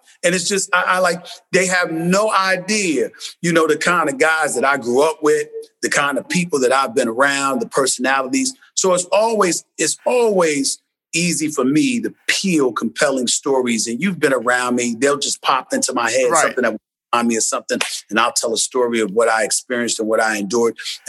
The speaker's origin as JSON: {"language": "English", "town": "New York City", "region": "New York", "country": "United States", "tie": "born or raised there", "said": "I'm from Hollis, Queens, man, New York City. And I went to an HBCU, Winston-Salem State. I grew up in the streets of New York City."}